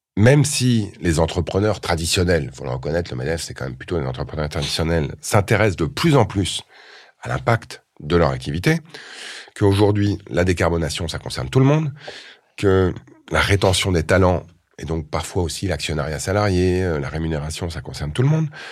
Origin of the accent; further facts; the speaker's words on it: Montreuil, Île-de-France, France; j'ai grandi à Montreuil, dans une cité HLM